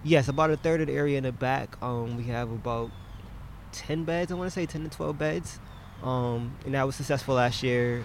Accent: New Haven, Connecticut, United States; we're New Haven natives

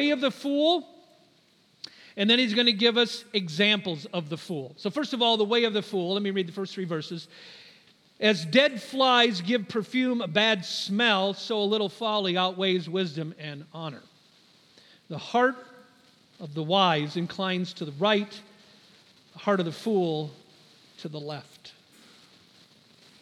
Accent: United States; as an American

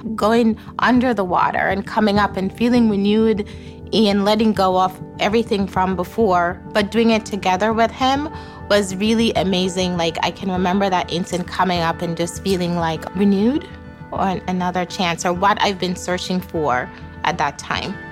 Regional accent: Jamaica; now in Chicago area, United States; I grew up in Jamaica

